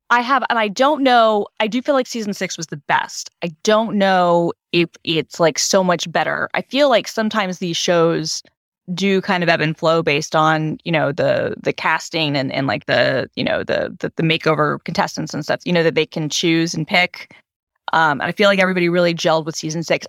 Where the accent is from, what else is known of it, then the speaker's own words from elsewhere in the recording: Georgia, United States; moved away; my home state has become like everything is filmed in Georgia